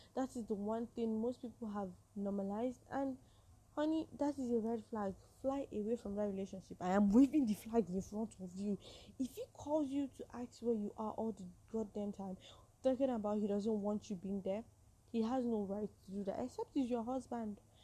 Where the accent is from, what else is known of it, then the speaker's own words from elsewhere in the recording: Nigeria; I'm a Nigerian woman